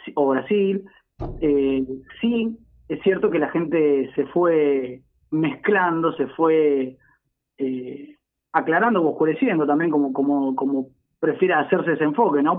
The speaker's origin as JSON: {"language": "Spanish", "country": "Argentina", "said": "somos, somos la Argentina misma"}